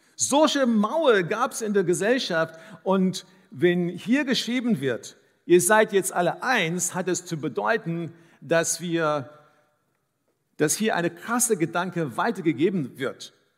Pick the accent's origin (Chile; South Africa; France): South Africa; first language English; German is a second language; now in Dresden, Germany; Ich bin in Südafrika aufgewachsen